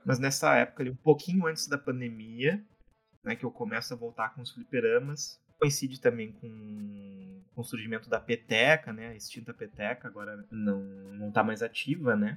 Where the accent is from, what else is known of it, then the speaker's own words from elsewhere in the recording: Porto Alegre, Rio Grande do Sul, Brazil; sou de Porto Alegre, né? Nasci aqui, sempre vivi aqui